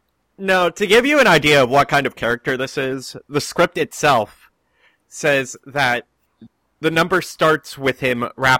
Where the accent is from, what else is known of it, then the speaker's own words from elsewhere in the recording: Northern Virginia, United States; We're all from Northern Virginia.